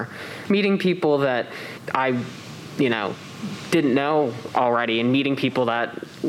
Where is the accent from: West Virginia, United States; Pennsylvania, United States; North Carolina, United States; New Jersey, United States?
Pennsylvania, United States; I'm from Pennsylvania, and I lived there for the whole first 19 years of my life.